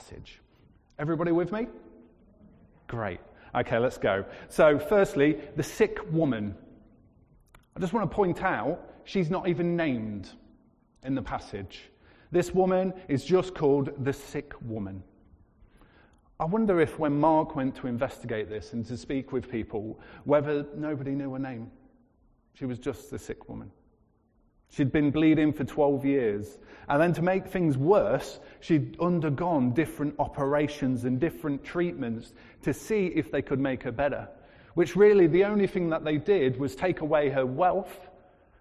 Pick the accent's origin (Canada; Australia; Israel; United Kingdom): United Kingdom